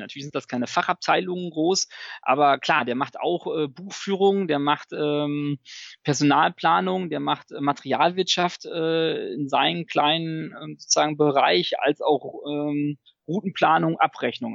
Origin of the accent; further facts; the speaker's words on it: Münsterland, near Münster, North Rhine-Westphalia, Germany; ich bin auch im Münsterland groß geworden, äh, auf dem landwirtschaftlichen ähm, Hof sozusagen, vor den Toren von Münster.